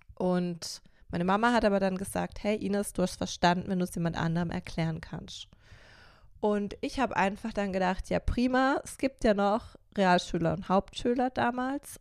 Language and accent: German; Karlsruhe, Baden-Württemberg, Germany; Also ich bin 1988 in Karlsruhe geboren